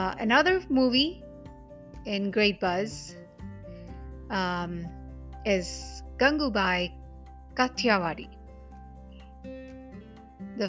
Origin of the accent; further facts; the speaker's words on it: Mumbai, Maharashtra, India; first language Hindi; English is a second language; I'm from Mumbai. Hindi language is native to me